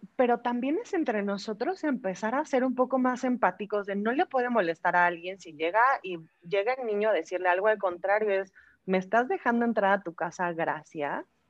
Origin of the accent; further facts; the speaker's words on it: Mexico; Tengo 35 años, soy mexicana